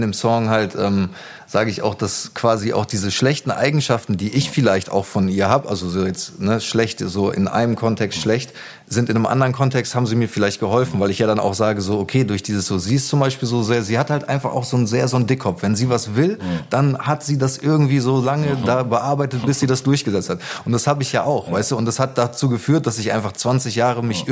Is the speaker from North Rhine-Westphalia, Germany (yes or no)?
yes; Gütersloh, North Rhine-Westphalia, Germany; moved away as an adult; also born or lived in Hamburg; now in Berlin, Germany; ich bin in Gütersloh geboren und mhm. da auch aufgewachsen